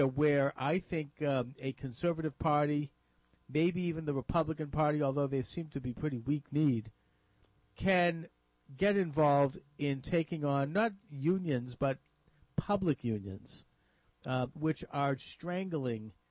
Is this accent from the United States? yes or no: yes; Massachusetts, United States; here in Massachusetts, which is my home state